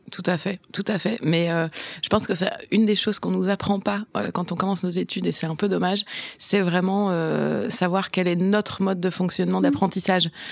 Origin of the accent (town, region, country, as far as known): Brussels, Brussels-Capital Region, Belgium; born or raised there; also born or lived in German-speaking Community of Belgium